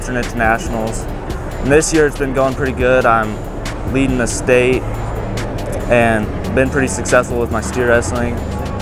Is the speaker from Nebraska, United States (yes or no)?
yes; Nebraska, United States; I'm from Ninsel, Nebraska